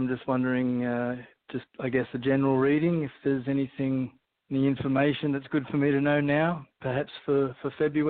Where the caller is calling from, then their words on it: Santa Monica, California, United States; I'm calling from Santa Monica.